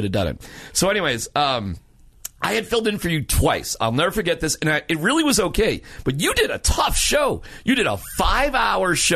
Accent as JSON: {"language": "English", "region": "Massachusetts", "country": "United States", "moved": "yes", "lives_now": "Colorado, United States", "said": "I'm from Massachusetts"}